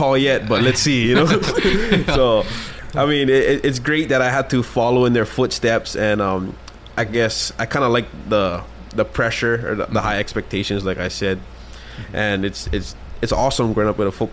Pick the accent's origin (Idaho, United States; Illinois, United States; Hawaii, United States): Hawaii, United States; I'm just local boy, born and raised